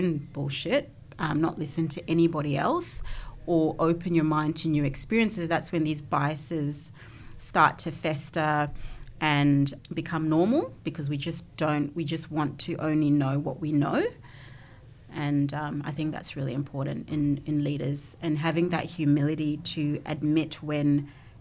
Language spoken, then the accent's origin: English; Zimbabwe; now in Australia; growing up in Zimbabwe, I probably came from a more privileged background as well.